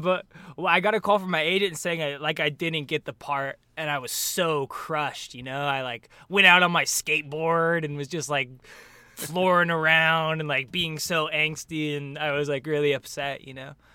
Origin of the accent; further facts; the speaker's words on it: Raleigh Hills, Oregon, United States; moved away as an adult; now in Los Angeles, United States; I grew up in an area called Raleigh Hills, which is right in between Portland and, uh, a suburb outside of Portland called Beaverton